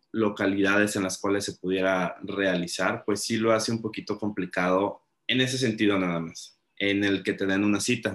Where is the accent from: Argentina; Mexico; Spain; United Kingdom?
Mexico; nosotros como mexicanos